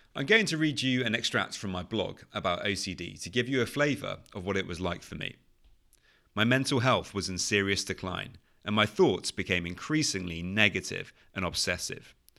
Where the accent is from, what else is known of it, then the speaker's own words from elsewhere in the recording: United Kingdom; accent: British; as you can probably tell from my British accent, I'm from the U K.